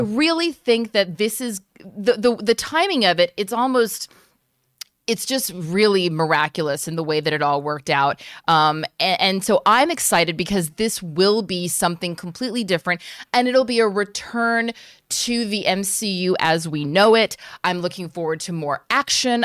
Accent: United States; being an American outsider

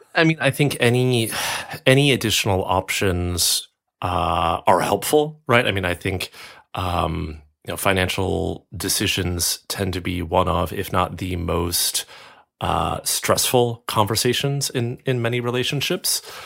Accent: United States; moved away as an adult; now in Europe; being American and having worked in American, uh, financial services and now living in Europe

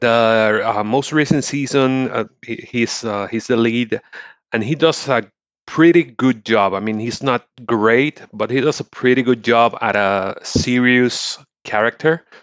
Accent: Puerto Rico; I'm from Puerto Rico.

